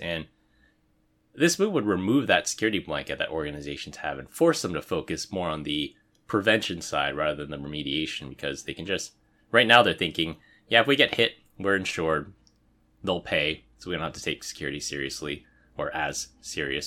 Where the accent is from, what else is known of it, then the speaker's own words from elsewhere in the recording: San Francisco, California, United States; moved away; I was born and raised in San Francisco